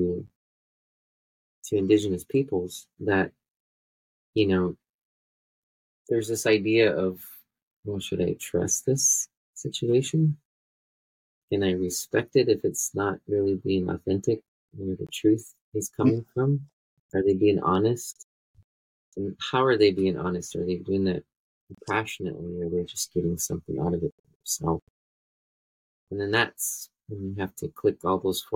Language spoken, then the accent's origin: English; Pine Ridge Indian Reservation, South Dakota, United States; I'm from Pioneer Indian Reservation. I live in the Badlands.